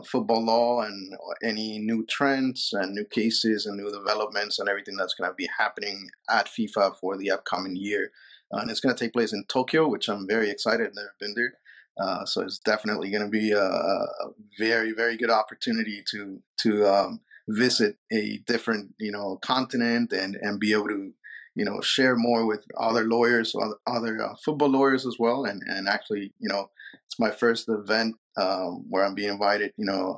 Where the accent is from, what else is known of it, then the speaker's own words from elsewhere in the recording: Peru; moved away; I was born and raised in Peru